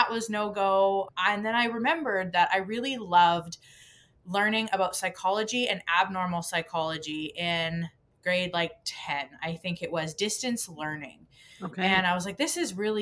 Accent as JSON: {"language": "English", "town": "Crossfield", "region": "Alberta", "country": "Canada", "tie": "born or raised there", "moved": "yes", "said": "I was raised in a very small town, the same town that you live in, actually"}